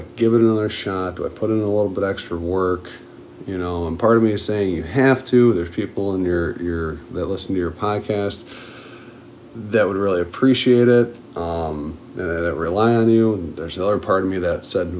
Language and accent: English; Buffalo, New York, United States; being from Buffalo, I'm a diehard Bills fan